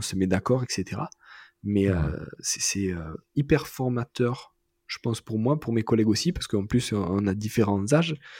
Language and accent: French; Marseille, Provence-Alpes-Côte d'Azur, France; moi en tant que Marseillais